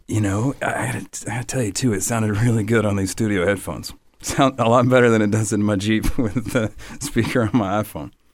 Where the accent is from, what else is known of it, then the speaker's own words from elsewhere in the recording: above Atlanta, North Georgia, United States; moved away; also born or lived in Nashville, Tennessee; I, I, grew up above Atlanta, and then um, part of my youth outside of Nashville, Tennessee.